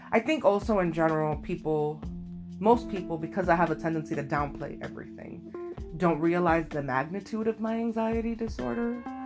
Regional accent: Miami, Florida, United States; I am from Miami, Florida

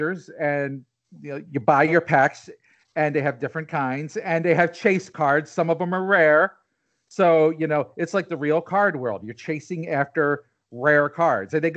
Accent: Delaware County, Pennsylvania, United States; I'm from Delco.

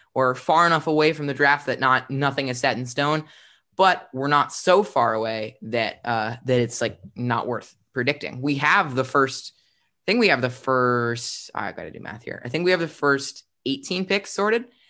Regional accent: Philadelphia, Pennsylvania, United States; I'm from Philadelphia

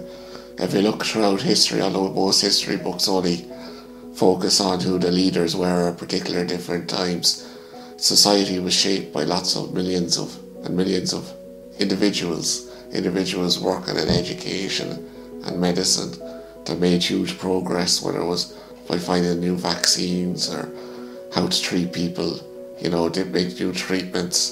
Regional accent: Mullingar, Leinster, Ireland; growing up in my hometown, you know, there wasn't an awful lot of foreigners around when I was growing up

